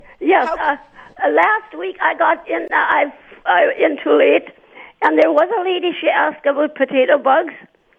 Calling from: Altona, Manitoba, Canada; Around Altona.

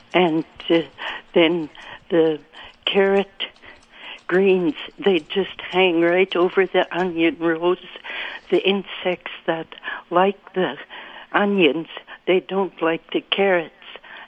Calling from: Winkler, Manitoba, Canada

